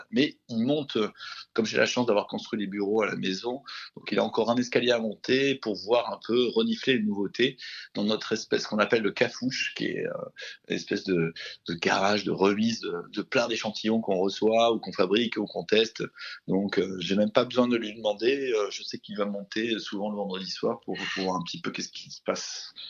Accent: Aix-en-Provence, Provence-Alpes-Côte d'Azur, France; on est natif d'Aix-en-Provence

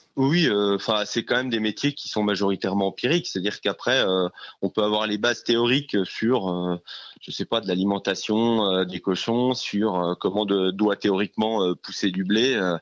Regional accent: Jura, Bourgogne-Franche-Comté, France; moved away; je viens du Jura, donc un euh, environnement un peu plus champêtre

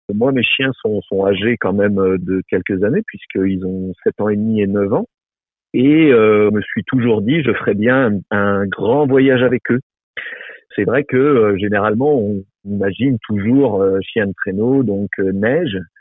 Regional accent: Brittany, France; now in Haut-Jura, France; je suis originaire de Bretagne

